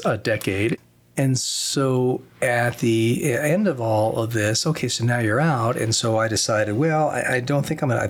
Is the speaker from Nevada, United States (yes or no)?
yes; Las Vegas, Nevada, United States; I came back to my hometown because I wanted to come back to the hometown, Las Vegas